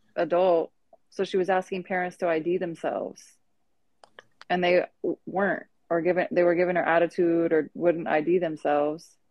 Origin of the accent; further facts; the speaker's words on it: California, United States; moved away; also born or lived in Los Angeles; I'm from California